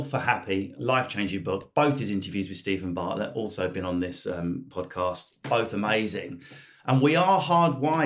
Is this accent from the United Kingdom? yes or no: yes; United Kingdom; I'm British